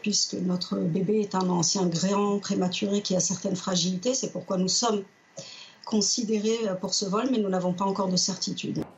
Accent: France; je réside en France, je suis française, je suis attachée à ce pays

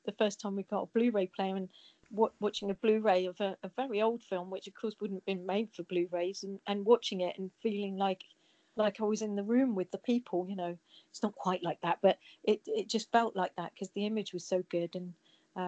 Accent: Nottingham, East Midlands, United Kingdom; I'm from Nottingham.

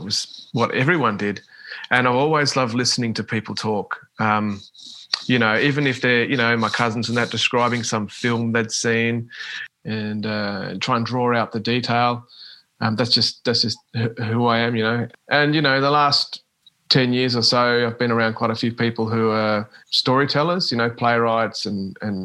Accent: Launceston, Tasmania, Australia; also born or lived in Western Australia / Queensland / Northern Territory; Launceston's been my hometown all my life pretty much

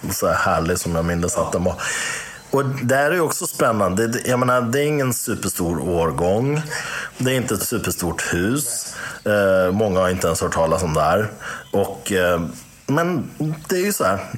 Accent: Iran; russin som vi iranier

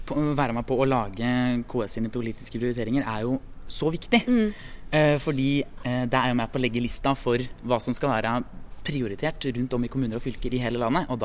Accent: Vestre Toten, Innlandet, Norway; fra Vestre Toten i Innlandet.

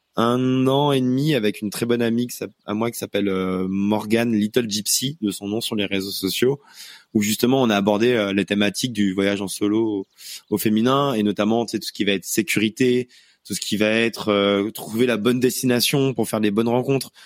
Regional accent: Auvergne-Rhône-Alpes, France; moved away; je suis allé en Auvergne, ma région natale

